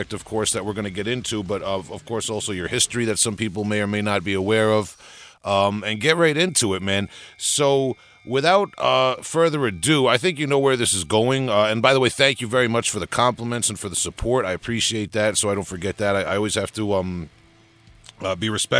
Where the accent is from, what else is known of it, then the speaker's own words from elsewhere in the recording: Long Island, New York, United States; I'm from Long Island, New York